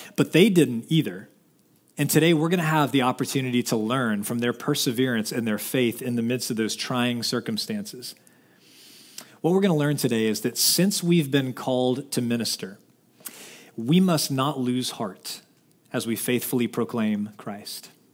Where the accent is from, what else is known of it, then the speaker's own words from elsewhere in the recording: Dallas, Texas, United States; I'm from Dallas